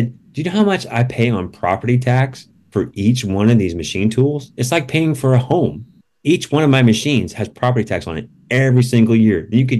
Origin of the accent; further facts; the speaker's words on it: Indiana, United States; now in California, United States; I was born in Indiana.